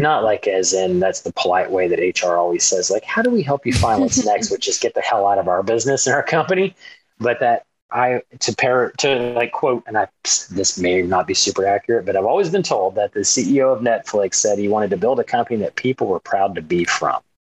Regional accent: Dallas and East Texas, United States; moved away as an adult; I was uh, born outside of Dallas. So I grew up between Dallas and East Texas

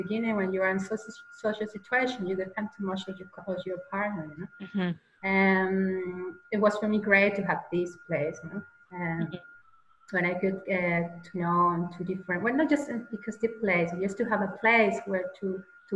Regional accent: Caracas, Capital District, Venezuela; English is a second language; moved away as an adult; now in Austria; From Caracas, from the capital

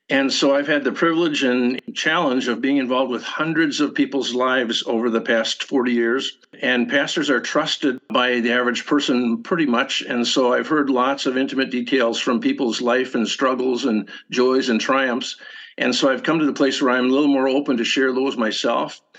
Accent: Minnesota, United States; This is a memoir, or you could say a collection of essays about growing up in the Northwoods in the 1950s and 60s, Northwoods of Minnesota, on a little lake that no one else lived on.

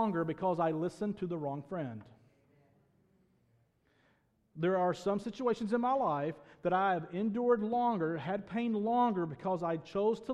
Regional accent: Northeast Arkansas, United States; I grew up in Northeast Arkansas in a town of maybe 30 people

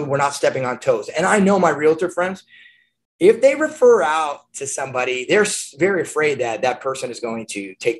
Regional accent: Newport Beach, California, United States; moved away as an adult; also born or lived in Arizona; I'm from Newport Beach, California, and I was going to the University of Arizona

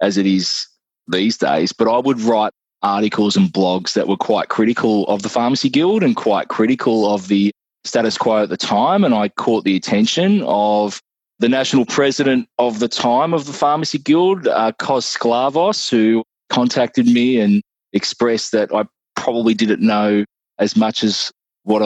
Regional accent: Irymple, Victoria, Australia; I grew up in a little town called Irimpul, which is just outside Mildura. It's on the border of Victoria, New South Wales.

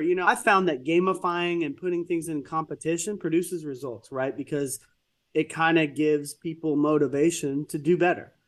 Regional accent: Texas, United States; I'm from Texas

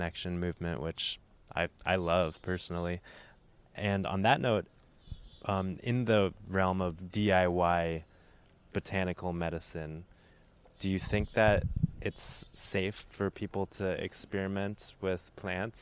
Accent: Arizona, United States; I'm from Arizona, you know, in the Southwest

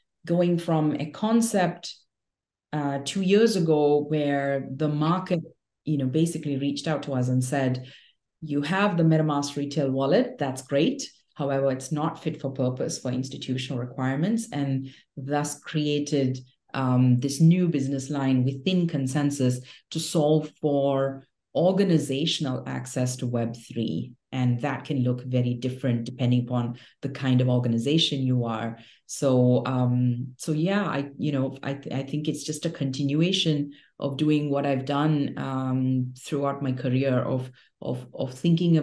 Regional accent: India; also born or lived in Mumbai, India / Delhi, India; born and raised in India, in Bombay and Delhi.

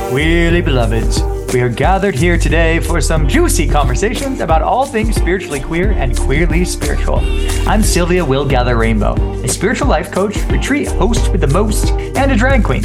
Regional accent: San Diego, California, United States; I loved growing up in San Diego

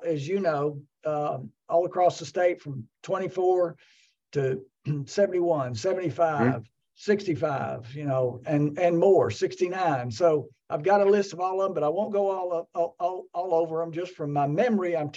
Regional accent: Glasgow, Kentucky, United States; moved away; also born or lived in Lexington, Kentucky; I grew up in Glasgow and then moved to Lexington.

